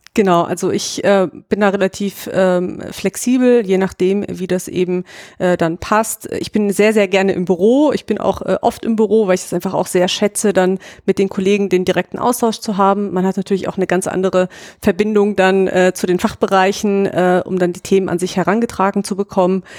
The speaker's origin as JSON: {"language": "German", "area": "near Frankfurt", "region": "Hesse", "country": "Germany", "also_born_or_lived": "Ingolstadt, Bavaria", "moved": "as an adult", "said": "ich komme eigentlich aus der Nähe von Frankfurt in Hessen"}